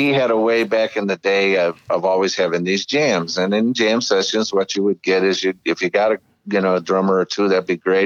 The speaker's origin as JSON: {"language": "English", "town": "Chicago", "region": "Illinois", "country": "United States", "moved": "yes", "lives_now": "Hawaii, United States", "said": "I'm originally from Chicago"}